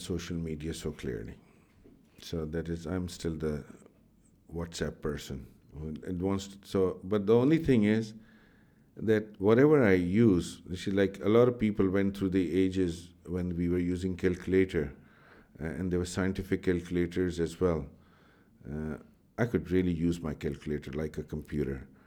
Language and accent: English; Pakistan; I grew up in Pakistan